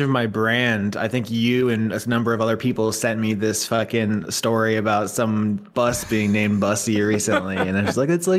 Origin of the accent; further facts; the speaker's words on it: Fort Myers, Florida, United States; moved away; I am born and raised in Florida as well, Southwest Florida, where the storm currently is.